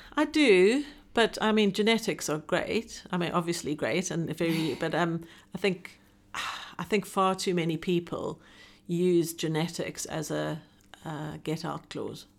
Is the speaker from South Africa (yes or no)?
yes; South Africa; moved away as an adult; now in Hong Kong; I'm South African born and an expatriate living in Hong Kong. I've, having lived, this is, oh, twenty-five and a half years now